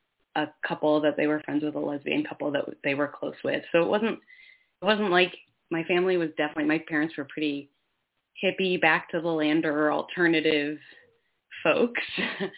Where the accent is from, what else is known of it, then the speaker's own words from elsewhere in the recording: Finger Lakes region, New York, United States; I grew up in New York State on Seneca Nation land in the Finger Lakes region out in the hills